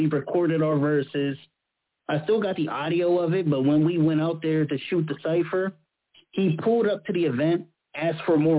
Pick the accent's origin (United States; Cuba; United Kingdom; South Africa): United States; Pittsburgh, Pennsylvania; I'm from Pittsburgh.